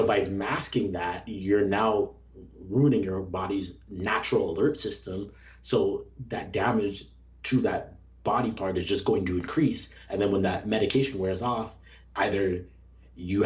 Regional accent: Canada; now in United States; growing up in Canada, switching from the Canadian healthcare system to the American healthcare system

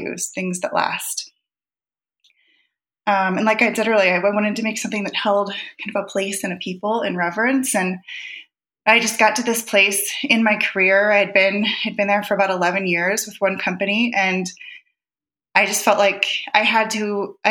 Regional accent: Ohio, United States; moved away as an adult; now in Montana, United States; I grew up in Ohio

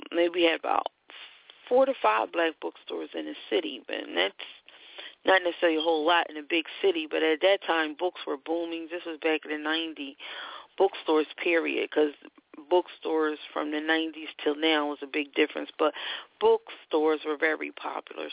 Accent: Philadelphia, Pennsylvania, United States; I'm from Philadelphia, and Temple is one of our schools.

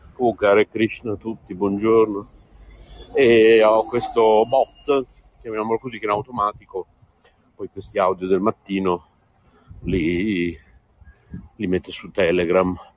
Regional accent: Bologna, Emilia-Romagna, Italy; da buon bolognese come me

